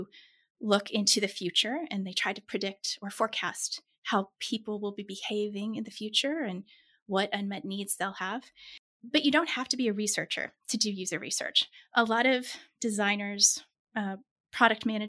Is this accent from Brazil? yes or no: no; Kansas, United States; also born or lived in Pittsburgh; I was born in Kansas, which for our international listeners is right in the middle of the U.S.